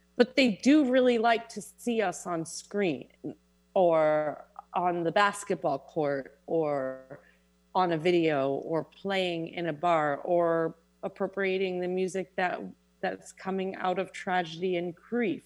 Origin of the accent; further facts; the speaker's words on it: New York City, New York, United States; I was born and raised in Manhattan